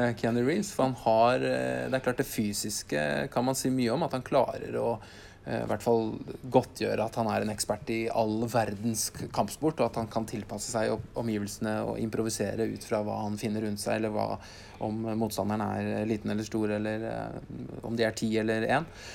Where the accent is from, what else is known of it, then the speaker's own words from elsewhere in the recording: Norway; oss som nordmenn